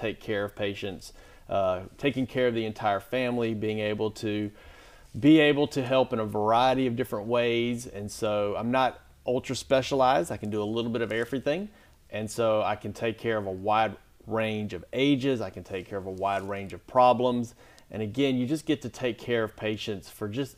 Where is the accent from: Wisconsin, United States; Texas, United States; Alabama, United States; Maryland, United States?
Alabama, United States; Springville; I grew up in St. Clair County in small town of Springville.